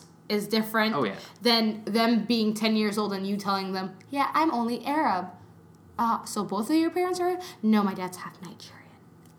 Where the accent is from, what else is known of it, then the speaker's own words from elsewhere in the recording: Canada; I'm too Canadian